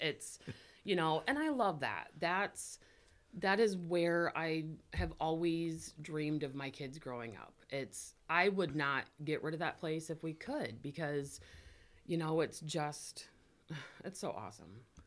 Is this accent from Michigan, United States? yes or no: yes; Climax, Michigan, United States; we're from Climax Scots